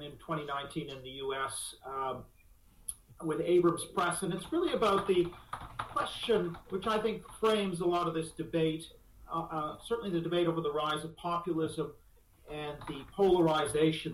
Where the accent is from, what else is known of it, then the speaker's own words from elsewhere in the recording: Vancouver, British Columbia, Canada; now in London, United Kingdom; I'm from talking to you from London, I'm actually from Vancouver